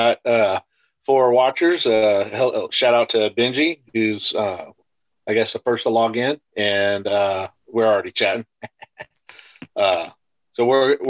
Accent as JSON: {"language": "English", "town": "Houston", "region": "Texas", "country": "United States", "tie": "born or raised there", "said": "I grew up in Houston"}